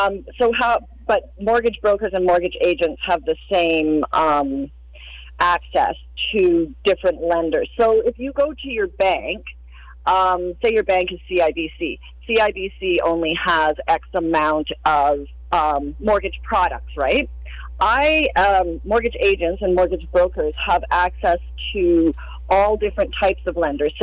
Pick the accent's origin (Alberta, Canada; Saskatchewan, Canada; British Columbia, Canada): British Columbia, Canada; Cranbrook; moved away as an adult; also born or lived in West Kootenays / Niagara Falls, Ontario; now in Cranbrook, Canada; I'm originally from Cranbrook